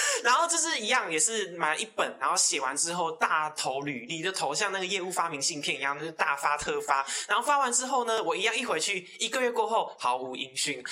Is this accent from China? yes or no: no; Taiwan; 因为我从小就住在琼林，那是，就是一个非常，非常穷乡僻壤的地方